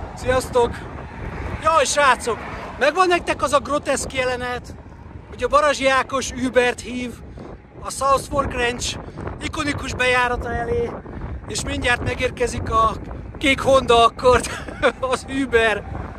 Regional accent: Hungary; magyarként, gyerekként a 80-as, 90-es években

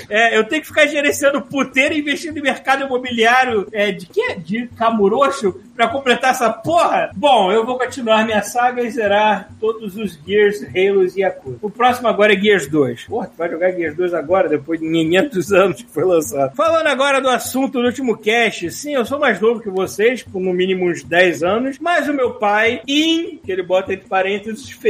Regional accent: Rio de Janeiro, Brazil; Fui criado na Sulacap, saudosa Sulacap, lá perto de onde eu morava, até os 12 anos e passava meus dias na rua, jogando bola, andando de bicicleta

